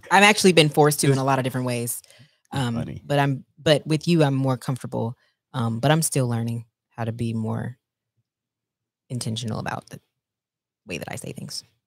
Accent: Texas, United States; I'm from Texas

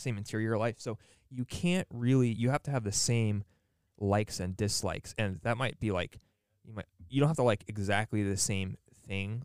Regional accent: United States; we have this weird, I don't know, imposition as modern American young people to be friends with a ton of people

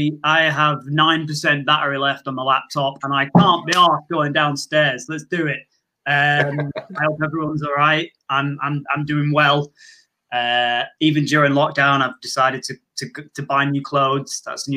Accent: Manchester, North West England, United Kingdom; I'm videoing from Moss Side in Manchester. That's where I'm from. Everyone in Moss Side wears a tracksuit, but no one's an athlete. That's the kind of place it is.

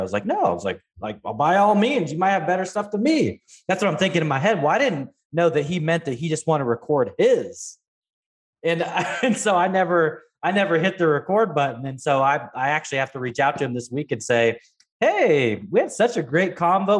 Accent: Pacific Northwest, United States; I grew up in the Pacific Northwest

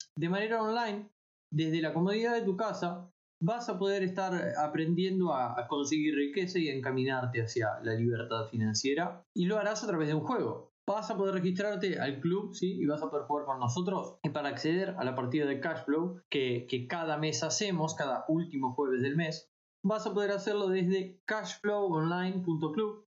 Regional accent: La Plata, Buenos Aires Province, Argentina; yo soy de La Plata, vivo cerca de Buenos Aires

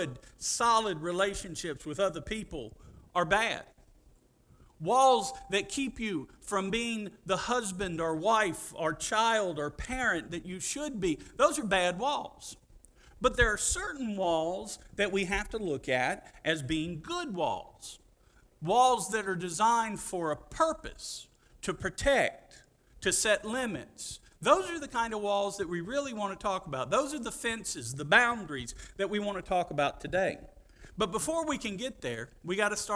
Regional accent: Pascagoula, Mississippi, United States; I'm from Pascagoula

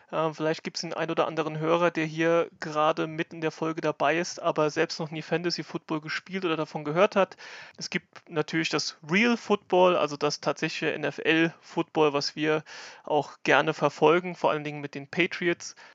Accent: Lauterecken, Rhineland-Palatinate, Germany; Ich komme aus Lauterecken, das ist bei Kaiserslautern in Rheinland-Pfalz.

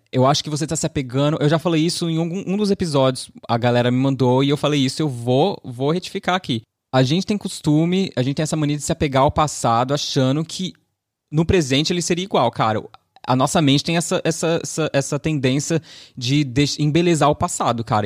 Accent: Southeast Brazil, Brazil; eu, sendo uma pessoa que nascida e criada no Sudeste

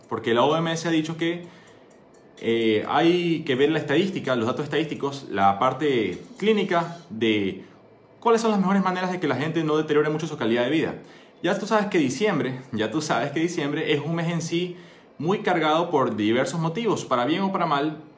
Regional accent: Ecuador; soy médico, soy ecuatoriano, soy emprendedor.

